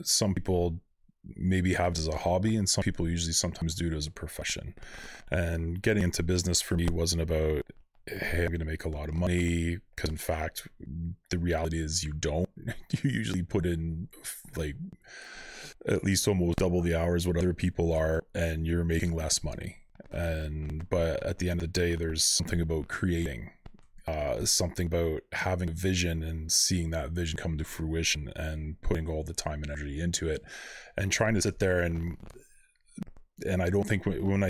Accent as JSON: {"language": "English", "town": "Thorold", "region": "Ontario", "country": "Canada", "tie": "born or raised there", "also_born_or_lived": "St. Catharines / Calgary", "said": "I was born in St. Catharines at the General Hospital, which I'm sure everybody was back in mm-hmm. the early 70s, and raised at Thorold."}